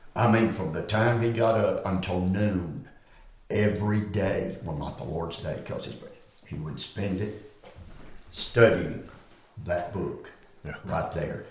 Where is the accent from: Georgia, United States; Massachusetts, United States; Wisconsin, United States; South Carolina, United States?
South Carolina, United States; Greenville County; Rocky Creek Baptist Church in Greenville County, South Carolina, in Sunday school class. I was a six year old lad